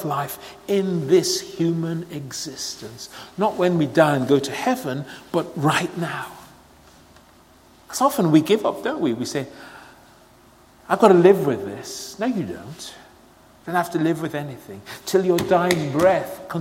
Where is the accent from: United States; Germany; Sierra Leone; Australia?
Sierra Leone; moved away; I was born and brought up in Sierra Leone